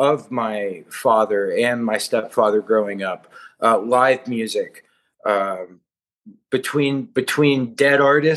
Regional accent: Nashville, Tennessee, United States; I grew up right outside of Nashville in a just real kind of hillbilly poverty

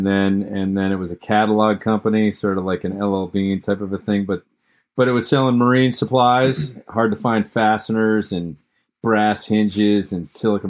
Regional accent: Massachusetts, United States; I'm 51 years old. I grew up in Massachusetts.

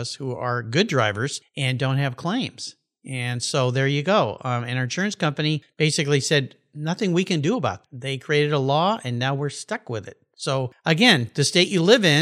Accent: California, United States; moved away; I'm from California originally.

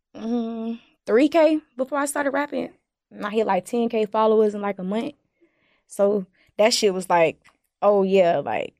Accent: Winston-Salem, North Carolina, United States; I'm from Winston Salem

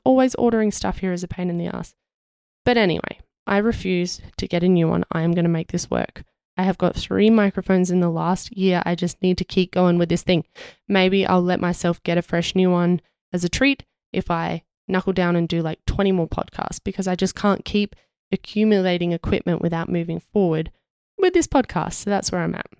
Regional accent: Australia; being Australian

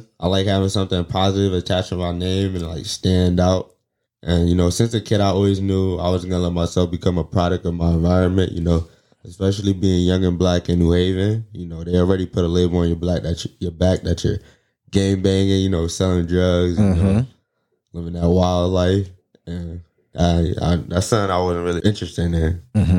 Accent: New Haven, Connecticut, United States; I was born in New Haven

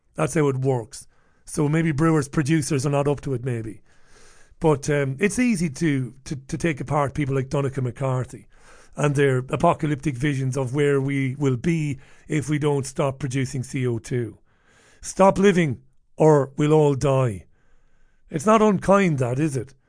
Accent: Waterford, Munster, Ireland; I grew up in Ballybeg in Waterford, It was a great, uh, place to grow up.

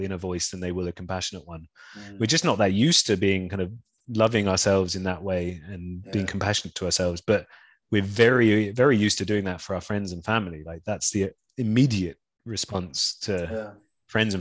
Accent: London, United Kingdom; also born or lived in Brighton; I'm from London. Grew up and spent my whole life up until that point in London, except for a few years at uni in Brighton.

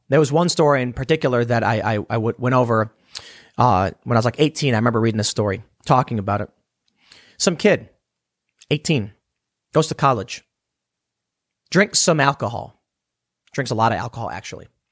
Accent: Chicago, Illinois, United States; growing up in Chicago.

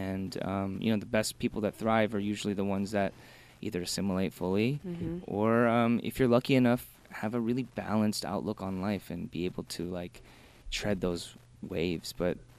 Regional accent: Michigan, United States; also born or lived in Korea; I'm from Michigan, so we had like a couple, maybe like 100,000 Korean people.

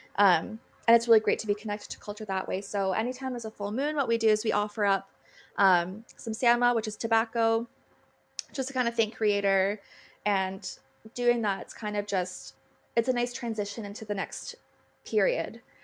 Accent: Wahta, Ontario, Canada; I'm from Wata, um, and I'm Mohawk

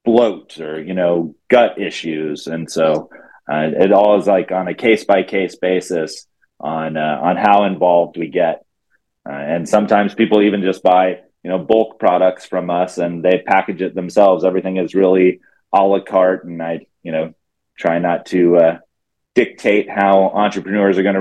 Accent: Texas, United States; I grew up in Texas in high school

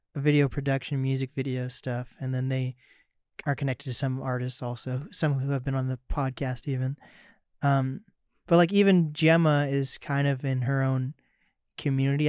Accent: Mercer Island, Washington, United States; I grew up on Mercer Island

